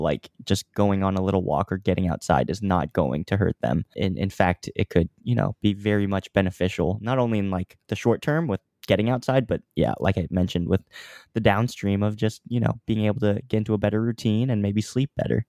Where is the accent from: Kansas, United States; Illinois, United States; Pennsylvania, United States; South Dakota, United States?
Kansas, United States; Overland Park; moved away as an adult; also born or lived in Los Angeles, United States; now in New York, United States; I was originally born and raised in Kansas